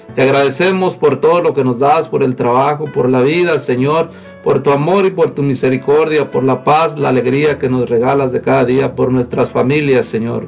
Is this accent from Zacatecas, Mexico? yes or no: yes; Zacatecas, Mexico; now in Lacey, United States; de aquí de Lacey. Eh, normalmente soy de Zacatecas